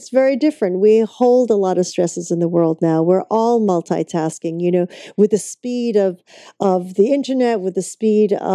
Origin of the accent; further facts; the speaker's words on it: Vancouver, British Columbia, Canada; that's my hometown